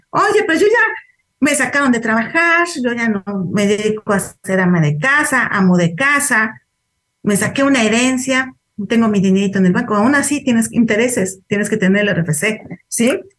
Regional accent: Veracruz, Mexico; yo vengo de Veracruz y puse el domicilio de, de Puebla porque era donde estaba viviendo.

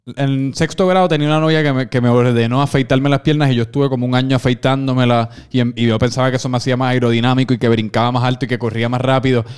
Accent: Puerto Rico; nosotros, obviamente, como buenos puertorriqueños

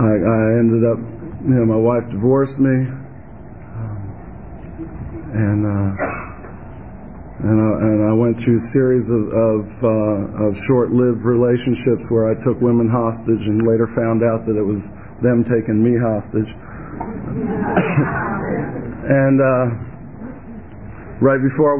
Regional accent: Virginia, United States; I'm from Virginia, honey. Home of the Virginia region

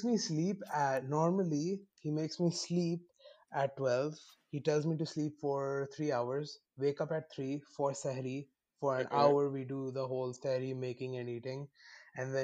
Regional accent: Lahore, Punjab, Pakistan; I'm from Lahore.

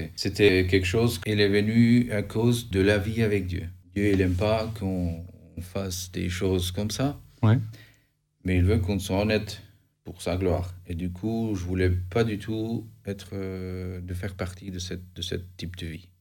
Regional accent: Albania; moved away as an adult; now in France; Je viens d'Albanie, j'ai 36 ans. Je suis parti de l'Albanie

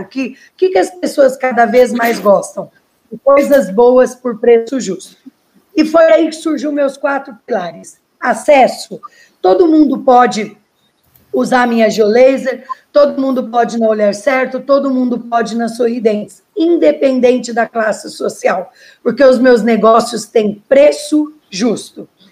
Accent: Pitangueiras, São Paulo, Brazil; E eu sou de Pitangueiras, uma cidadezinha perto de São Paulo, né? Perto do, inter... do interior de São Paulo, perto de Ribeirão Preto

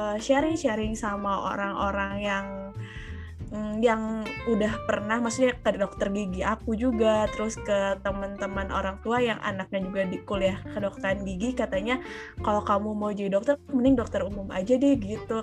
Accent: Bandung, West Java, Indonesia; also born or lived in Jatinangor, Sumedang Regency, West Java; kalau aku besarnya di Bandung, kemudian, eh, pada saat S M P it, eh, S D di Bandung

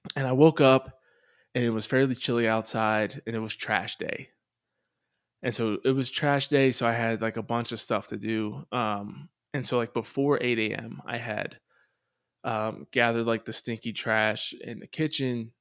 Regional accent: Pennsylvania, United States; I grew up in Pennsylvania and going to Catholic schools

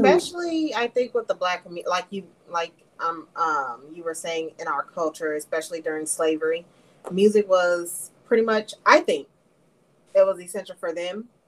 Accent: Memphis, Tennessee, United States; I was born and raised in Memphis

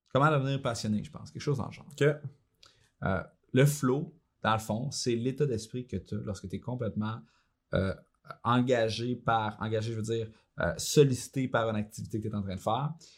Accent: Shawinigan, Quebec, Canada; Moi, je viens de Saint-Georges-de-Champlain, mère monoparentale, on était pauvre. Euh, pendant un bon bout, on était élevé sur le BS

